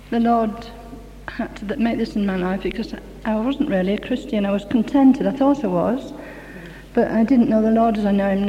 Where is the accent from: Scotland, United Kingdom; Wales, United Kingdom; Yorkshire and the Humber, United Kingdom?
Yorkshire and the Humber, United Kingdom; No, I'm a Yorkshire lad.